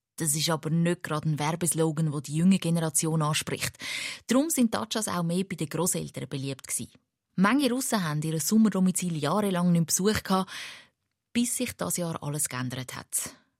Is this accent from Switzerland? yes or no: yes; Switzerland; Bei uns in der Schweiz